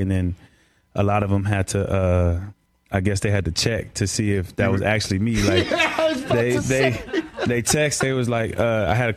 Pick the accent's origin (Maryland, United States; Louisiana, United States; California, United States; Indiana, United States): California, United States; moved away; also born or lived in Seattle; I'm from Cali